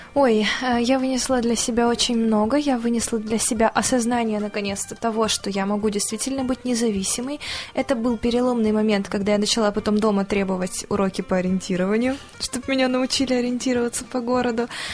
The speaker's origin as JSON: {"language": "Russian", "town": "Novosibirsk", "region": "Novosibirsk Oblast", "country": "Russia", "said": "мы уже летим из Москвы в Новосибирск домой"}